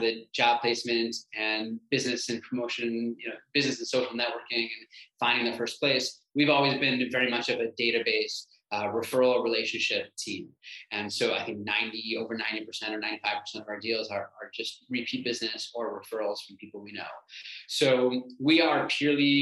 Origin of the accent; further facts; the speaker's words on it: North Shore, Illinois, United States; also born or lived in Chicago; I grew up in the North Shore. I now live in the North Shore.